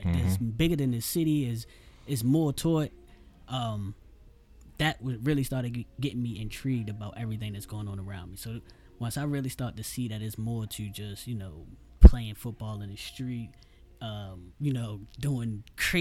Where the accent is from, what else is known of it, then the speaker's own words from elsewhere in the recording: Baltimore, Maryland, United States; East Baltimore, I grew up